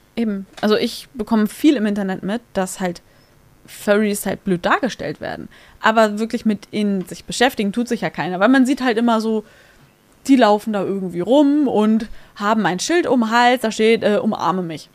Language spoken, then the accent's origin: German; Hamburg, Germany; ich bin auf der Reeperbahn groß geworden